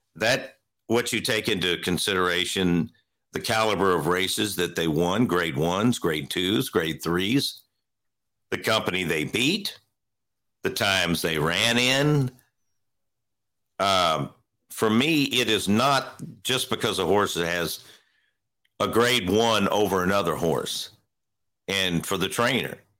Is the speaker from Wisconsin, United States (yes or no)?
no; Louisville, Kentucky, United States; I was born and raised in Louisville